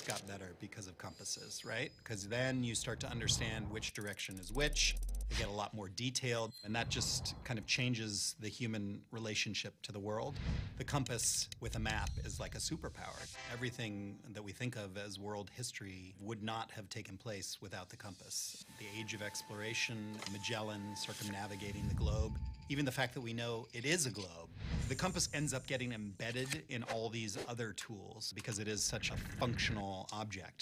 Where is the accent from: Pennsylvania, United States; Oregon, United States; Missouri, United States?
Missouri, United States; growing up in Missouri